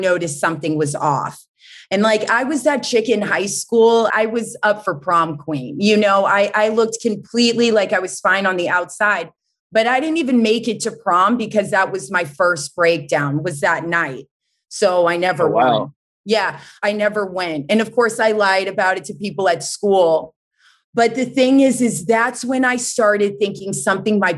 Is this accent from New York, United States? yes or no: no; North Carolina, United States; also born or lived in Boston; born in Boston, but I grew up in North Carolina, the South